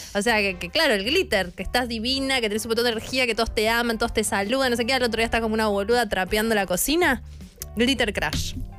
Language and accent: Spanish; San Martín de los Andes, Neuquén, Argentina; mi pueblo, San Martín de los Andes